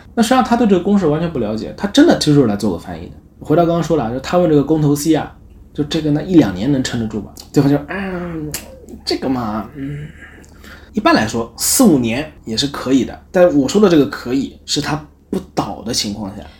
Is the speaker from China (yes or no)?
yes; China; now in Japan; 我是中国的